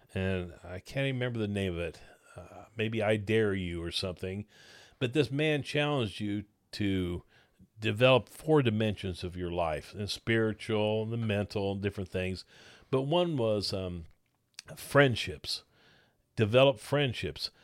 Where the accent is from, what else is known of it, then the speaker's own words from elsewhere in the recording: Blue Springs, Missouri, United States; I grew up in Blue Springs, Missouri